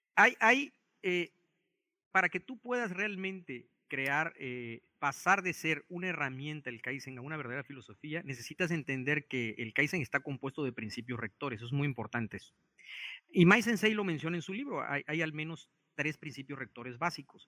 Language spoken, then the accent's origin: Spanish; Mexico; also born or lived in Japan; como mexicano en un país como Japón